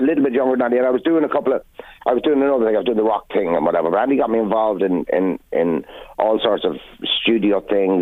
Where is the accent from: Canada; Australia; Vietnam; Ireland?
Ireland; Navan, County Meath; We were born, I was born literally in St Mary's Park